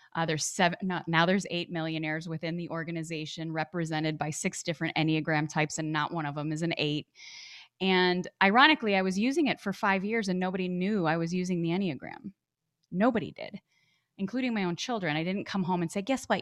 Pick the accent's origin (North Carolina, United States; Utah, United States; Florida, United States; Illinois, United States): Illinois, United States; Chicago; moved away as an adult; also born or lived in Arizona; I grew up back in Chicago, Illinois.